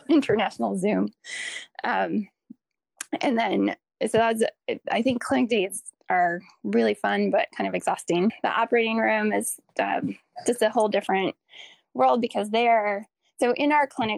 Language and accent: English; Green Bay, Wisconsin, United States; I grew up in Green Bay, Wisconsin